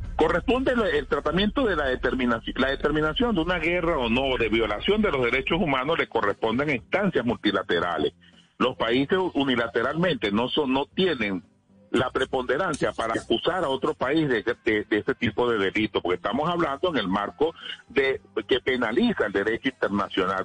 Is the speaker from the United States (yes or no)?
no; Venezuela